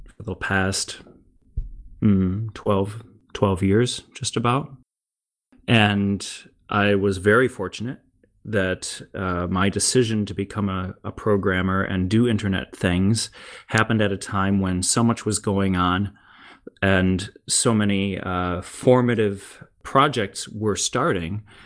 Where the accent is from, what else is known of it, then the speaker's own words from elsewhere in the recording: United States; moved away as an adult; now in Germany; as an American in Germany